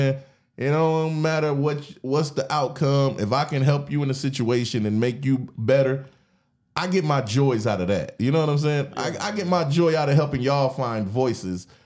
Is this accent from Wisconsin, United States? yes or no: yes; Wisconsin, United States; I'm from Wisconsin